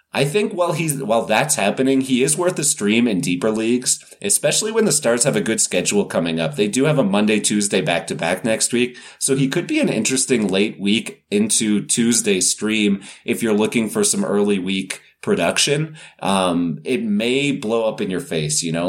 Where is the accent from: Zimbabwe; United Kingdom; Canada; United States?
Canada; I'm Canadian